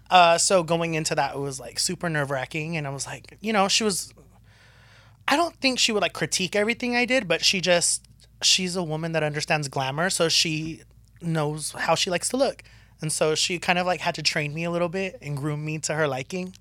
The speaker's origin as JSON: {"language": "English", "region": "Southern California", "country": "United States", "tie": "born or raised there", "said": "growing up in SoCal"}